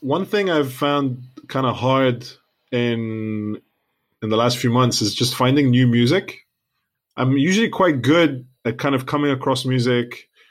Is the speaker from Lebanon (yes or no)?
yes; Lebanon; now in United Kingdom; we're from Lebanon.